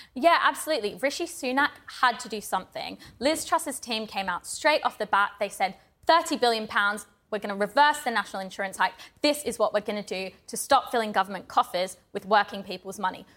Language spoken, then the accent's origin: English; Australia; I'm Australian